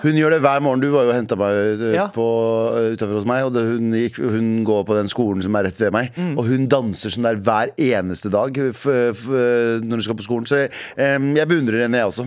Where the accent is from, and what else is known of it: Norway